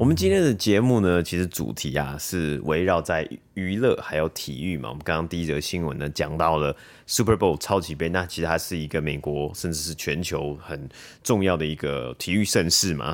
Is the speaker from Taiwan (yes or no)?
yes; Taiwan; 我们台湾人